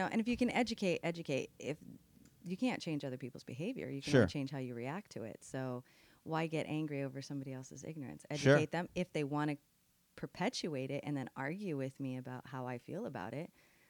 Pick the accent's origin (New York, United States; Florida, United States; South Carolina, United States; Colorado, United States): Colorado, United States; Denver; moved away as an adult; now in El Paso, United States; I grew up in Denver.